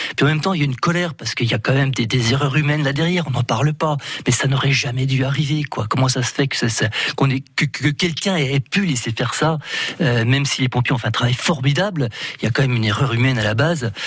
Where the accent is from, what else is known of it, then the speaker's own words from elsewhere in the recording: France; en tant que français